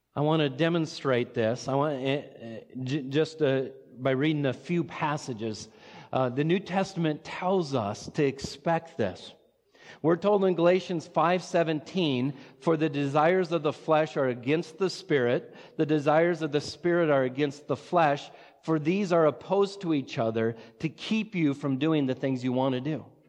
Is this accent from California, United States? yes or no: no; Watertown, South Dakota, United States; also born or lived in Sioux Falls; I grew up in Watertown